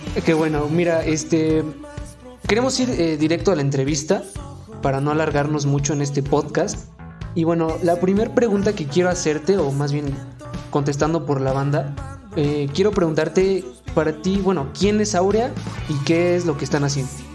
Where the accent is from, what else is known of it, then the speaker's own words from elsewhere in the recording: Tulancingo, Hidalgo, Mexico; nosotros somos originarios de Tulancingo Hidalgo